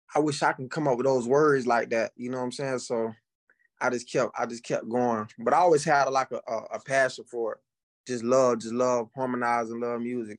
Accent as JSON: {"language": "English", "region": "Florida", "country": "United States", "said": "I'm from Florida. I'm from, uh, I'm from a, I'm small town in Florida country, boy"}